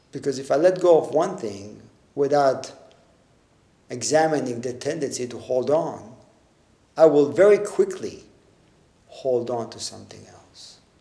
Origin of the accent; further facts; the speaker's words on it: Tel Aviv, Tel Aviv District, Israel; also born or lived in a village surrounded by orange groves; when I was in eighth grade, we moved from Tel Aviv, from the city, to a small, a smaller village surrounded by orange groves.